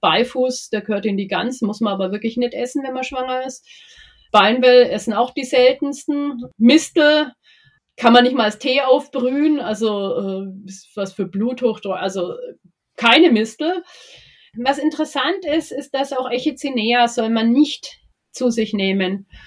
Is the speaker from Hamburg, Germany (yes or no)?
no; Nuremberg area, Bavaria, Germany; ich bin ja aus der Gegend von Nürnberg